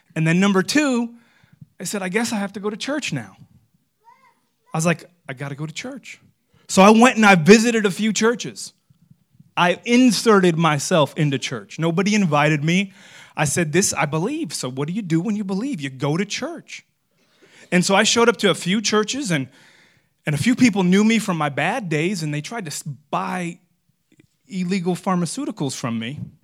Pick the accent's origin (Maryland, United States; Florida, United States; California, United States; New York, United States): Florida, United States; I'm from Florida